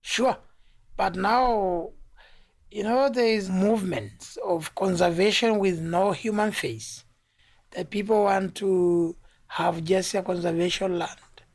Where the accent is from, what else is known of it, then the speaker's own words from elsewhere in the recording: Tanzania; I come from Tanzania